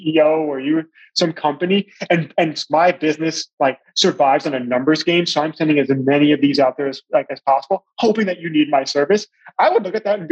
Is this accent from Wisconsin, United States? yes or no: no; Long Island, New York, United States; also born or lived in Shanghai, China / Johannesburg, South Africa / Washington, D.C.; now in Charleston, United States; I'm from Long Island, New York, but I've also lived and worked in around Shanghai, in China, in Johannesburg, South Africa, in Washington, D.C. for a while, and now we're in the Charleston area in South Carolina.